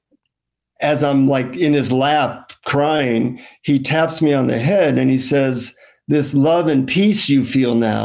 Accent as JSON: {"language": "English", "country": "United States", "said": "from the United States"}